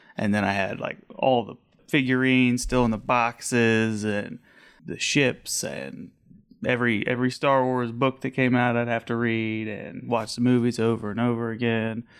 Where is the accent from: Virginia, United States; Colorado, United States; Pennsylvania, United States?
Colorado, United States; Haxtun; born and raised, um, out on the eastern plains by Nebraska, a little town called Haxton, middle of nowhere.